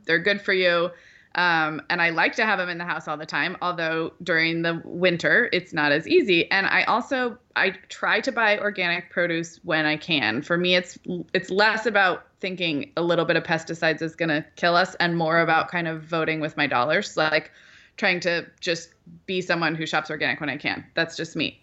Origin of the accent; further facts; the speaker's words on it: Santa Barbara, California, United States; moved away; growing up in Santa Barbara